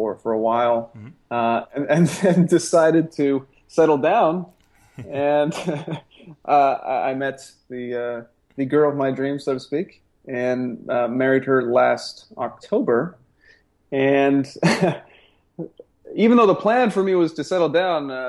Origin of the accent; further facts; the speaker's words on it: Canada; moved away; also born or lived in San Diego; I'm Canadian, raised in Canada